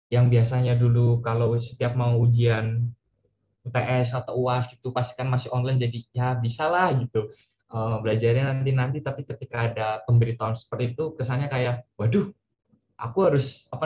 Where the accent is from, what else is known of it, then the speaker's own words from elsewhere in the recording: Purwokerto, Central Java, Indonesia; aku dari Purwokerto Jawa Tengah dan sekarang aku uh, di jurusan Teknik Geodesi Universitas Gajah Mada